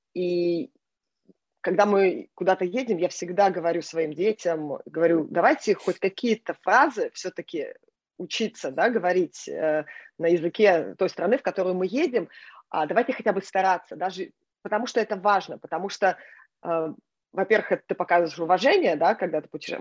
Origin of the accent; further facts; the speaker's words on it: Israel; also born or lived in Norilsk, Russia / Dnipropetrovsk, Ukraine / Minneapolis, United States / Boston, United States; now in New York, United States; я родилась в России, я выросла в Израиле, а, но, но большую часть жизни на сегодняшний день я уже прожила как бы в Америке